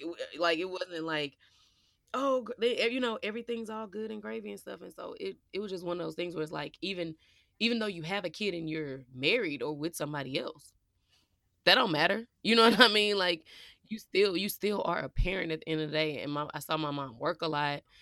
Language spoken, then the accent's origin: English; Midwest, United States; we were raised in the Midwest